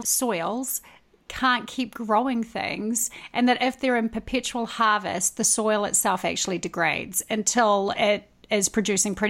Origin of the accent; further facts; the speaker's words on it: New Zealand; I was born in New Zealand